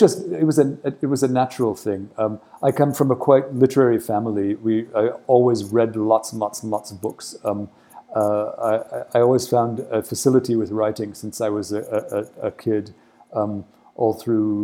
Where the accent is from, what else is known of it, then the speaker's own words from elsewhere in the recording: Egypt; moved away as an adult; also born or lived in United States; now in India; having grown up in Egypt during the 67 war, I was in Egypt during the 73 war.